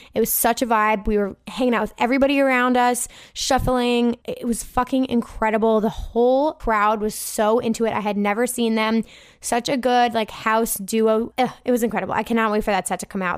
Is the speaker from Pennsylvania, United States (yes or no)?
no; New Jersey, United States; So I'm from New Jersey.